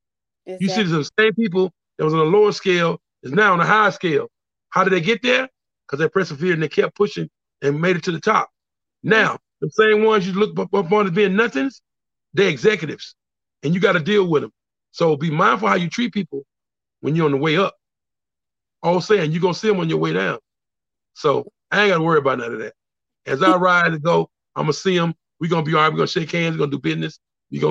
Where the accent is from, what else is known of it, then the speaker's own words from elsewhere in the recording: El Dorado, Arkansas, United States; moved away; also born or lived in California; I am from El Dorado, Arkansas. I represent El Dorado